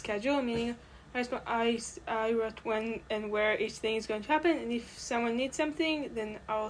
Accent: Israel; I'm from Israel.

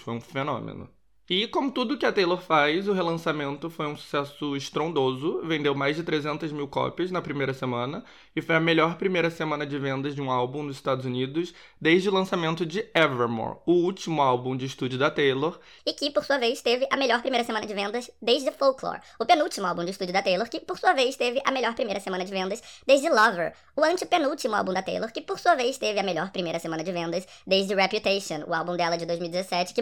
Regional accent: Rio de Janeiro, Brazil; now in Portugal; eu sou do Rio de Janeiro, sou carioca

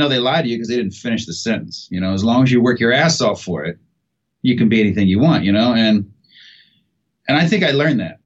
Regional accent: Seymour, Indiana, United States; moved away; I was born in Seymour, Indiana, and my parents were married my entire, you know, childhood growing up

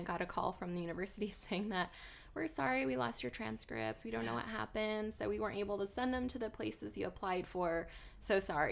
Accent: Montana, United States; moved away as an adult; also born or lived in New Jersey / Phoenix, Arizona; now in Austin, United States; I was born and raised in Montana, but I really grew up on the East Coast because I was in my early 20s living basically just outside of New York City.

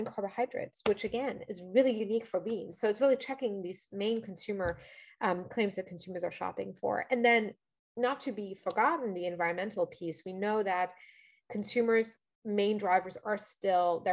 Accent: Luxembourg; moved away as an adult; now in New York, United States; I grew up in Europe. As I mentioned, I'm from Luxembourg originally

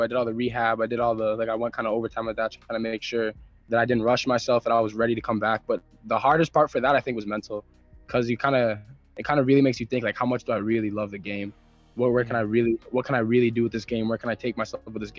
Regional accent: Halton region, Ontario, Canada; born or raised there; also born or lived in Memphis, Tennessee

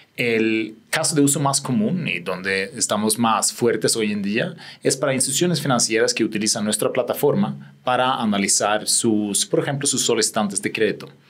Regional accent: Sweden; Spanish is a second language; moved away as an adult; also born or lived in England / Spain / London / Sao Paulo; yo soy sueco

